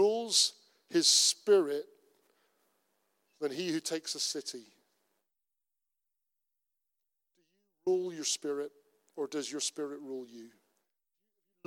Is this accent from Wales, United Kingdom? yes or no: no; Cornwall, South West England, United Kingdom; I'm Cornish. I am Celtic.